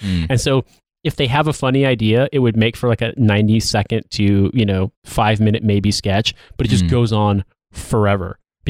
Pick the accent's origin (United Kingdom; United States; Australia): United States; I'm American